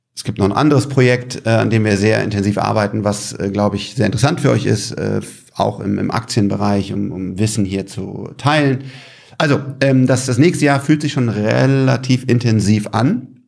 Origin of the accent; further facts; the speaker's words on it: Germany; als Deutscher